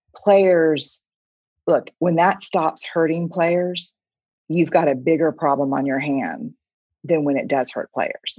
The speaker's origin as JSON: {"language": "English", "town": "San Antonio", "region": "Texas", "country": "United States", "said": "I'm from San Antonio"}